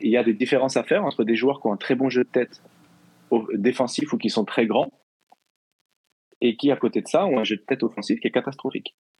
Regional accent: Normandy, France; je suis normand.

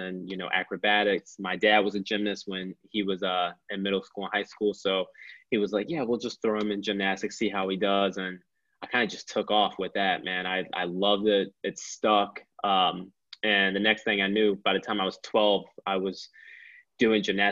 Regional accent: Philadelphia, Pennsylvania, United States; I've lived through so many different experiences growing up in Philly

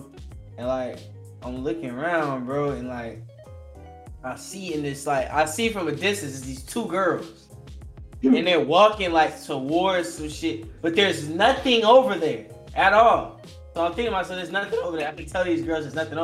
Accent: Florida, United States; I'm really from Florida. Like, I never left

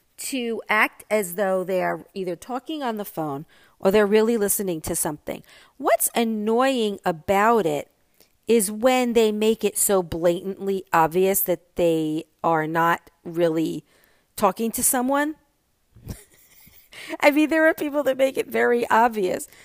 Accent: New York, United States; now in Florida, United States; I am a New Yorker and I'm a New York driver

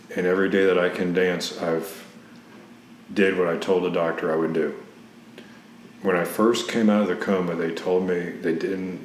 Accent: Cincinnati, Ohio, United States; moved away as an adult; now in Tampa, United States; originally, I'm from Cincinnati, Ohio

